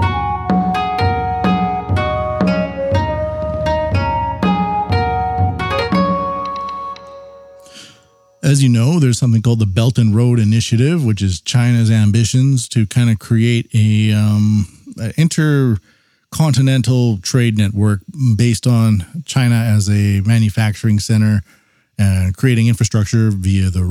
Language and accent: English; Canada; I'm Canadian